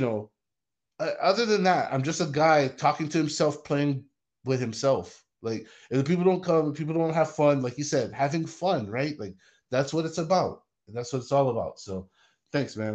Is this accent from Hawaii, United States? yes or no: yes; Hawaii, United States; now in Las Vegas, United States; I grew up in Hawaii. I live in Las Vegas.